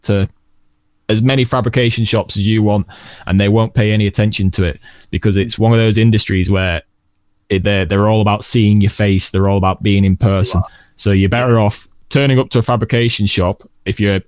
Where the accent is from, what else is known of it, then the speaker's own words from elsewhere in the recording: England, United Kingdom; I'm English and I'm proud of it